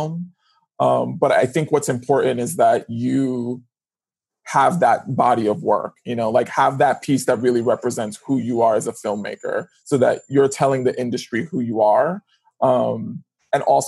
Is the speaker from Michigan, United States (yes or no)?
no; New York City, New York, United States; I grew up in the Bronx in New York City